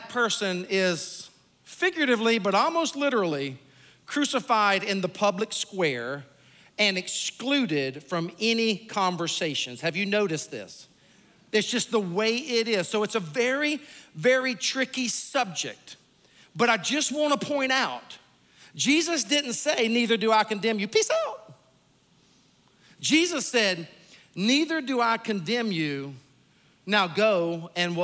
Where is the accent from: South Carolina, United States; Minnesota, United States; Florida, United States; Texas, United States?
South Carolina, United States; Sumter; born or raised there; moved away